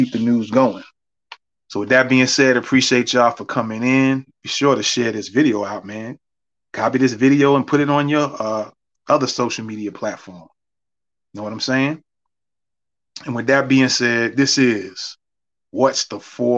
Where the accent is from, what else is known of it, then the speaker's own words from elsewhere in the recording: New York City, New York, United States; I grew up in the Bronx too